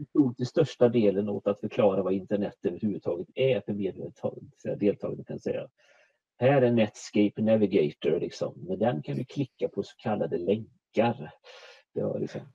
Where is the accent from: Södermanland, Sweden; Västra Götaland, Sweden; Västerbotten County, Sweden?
Västra Götaland, Sweden; Borås; moved away as an adult; now in Småland, Sweden; Jag är född och uppvuxen i Borås, närmare bestämt Viared utanför Borås.